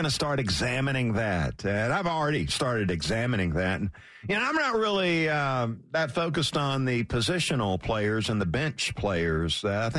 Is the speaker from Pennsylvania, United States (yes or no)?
yes; Philadelphia, Pennsylvania, United States; accent: Philly; It's my Philly accent, if you're wondering.